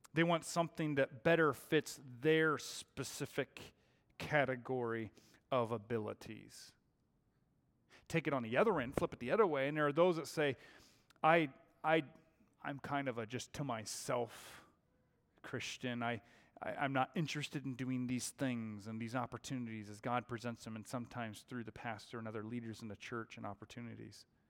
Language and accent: English; Seattle, Washington, United States; now in Arizona, United States; I was born and raised in the Seattle area.